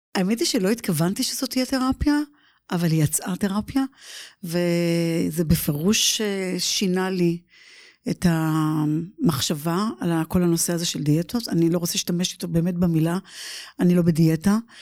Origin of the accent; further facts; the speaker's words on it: Givatayim, Tel Aviv District, Israel; moved away as an adult; now in United States; לסטודיו בגבעתיים, גדלתי שם